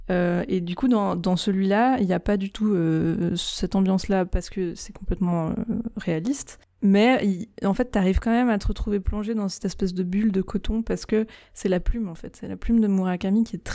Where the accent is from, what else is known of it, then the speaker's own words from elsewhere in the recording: Switzerland; je suis suisse